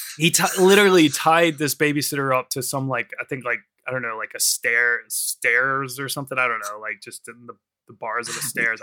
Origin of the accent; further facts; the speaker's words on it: United States; now in United Kingdom; in America, like especially in my hometown